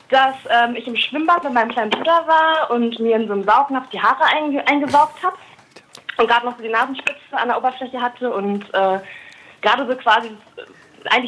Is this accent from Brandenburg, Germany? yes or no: yes; Brandenburg, Germany; born there; Also ich, ich komme gebürtig aus der Nähe von Potsdam